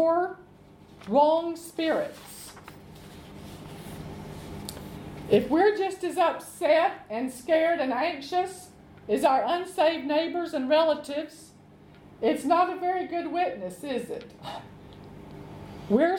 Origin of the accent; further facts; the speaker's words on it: Arkansas, United States; they have a country home in Arkansas, where I'm from